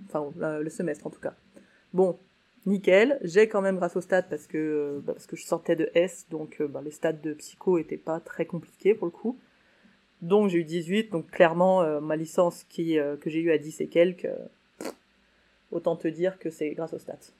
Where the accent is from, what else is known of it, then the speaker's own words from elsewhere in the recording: Saint-Étienne, Auvergne-Rhône-Alpes, France; j'étais de Saint-Etienne